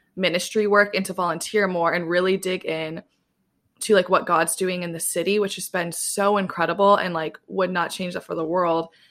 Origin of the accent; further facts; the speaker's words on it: Southwest Michigan, United States; moved away as an adult; now in New York City, United States; I grew up in Southwest Michigan